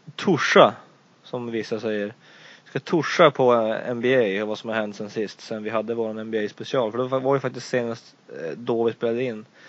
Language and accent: Swedish; Luleå, Norrbotten County, Sweden; vi är ju alla från Luleå